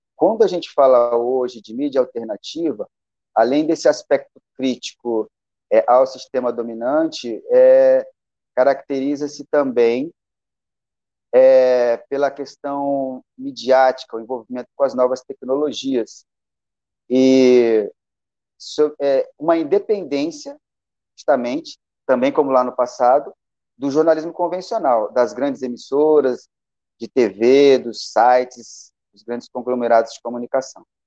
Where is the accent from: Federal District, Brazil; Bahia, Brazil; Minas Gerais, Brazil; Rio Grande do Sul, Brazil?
Rio Grande do Sul, Brazil; Bagé; moved away; also born or lived in Rio de Janeiro; Nasci em Bagé, no Rio Grande do Sul, e aí andei muito por aí